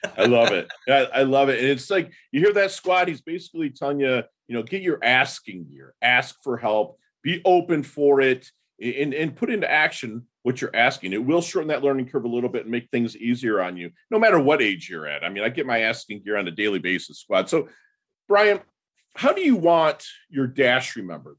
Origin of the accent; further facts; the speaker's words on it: Midwest, United States; I'm from the Midwest.